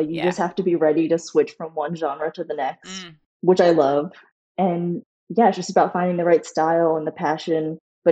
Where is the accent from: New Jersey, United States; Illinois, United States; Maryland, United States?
Maryland, United States; Baltimore; moved away as an adult; now in New York, United States; I grew up with Courtney in Baltimore, Maryland